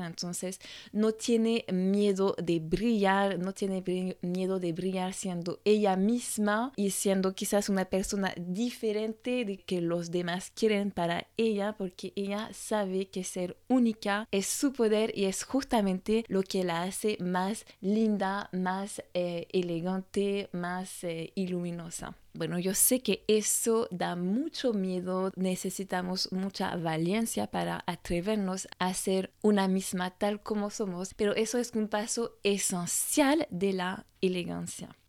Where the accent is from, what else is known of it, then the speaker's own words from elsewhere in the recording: France; francesa y coach de imagen